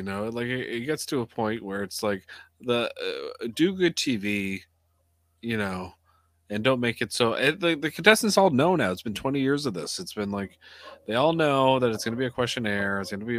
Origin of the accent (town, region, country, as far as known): Canada